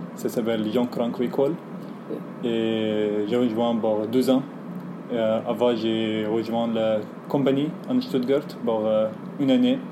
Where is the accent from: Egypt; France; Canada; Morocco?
Egypt; French is a second language; moved away; je viens d'Égypte